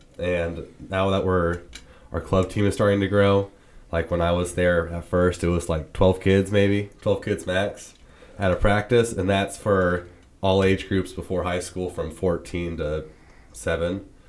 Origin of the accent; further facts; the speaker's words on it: Greenwood, Indiana, United States; I came from Greenwood.